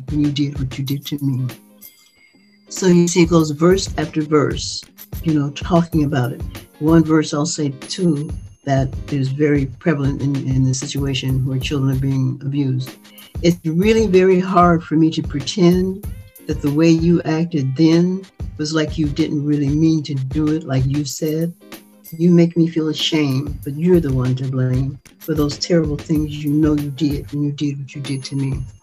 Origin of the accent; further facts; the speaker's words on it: Chicago, Illinois, United States; I grew up in Chicago.